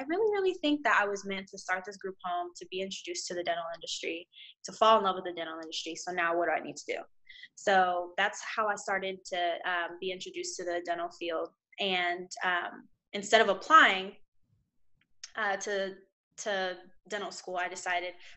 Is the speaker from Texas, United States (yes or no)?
yes; Houston, Texas, United States; I'm from Houston, Texas